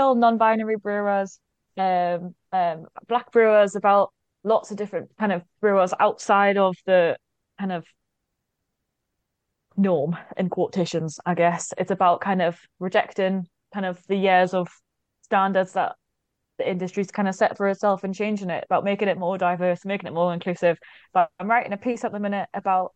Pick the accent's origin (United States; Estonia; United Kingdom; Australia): United Kingdom; Newcastle upon Tyne, North East England; moved away as an adult; ever since I left Newcastle at the age of 18 to move away to go to university